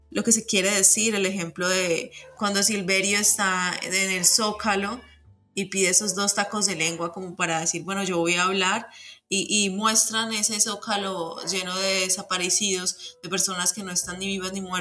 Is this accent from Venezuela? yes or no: no; Mexico; la belleza tiene origen en la herida y es esa herida que como latinos, como mexicanos eh, compartimos, ¿no?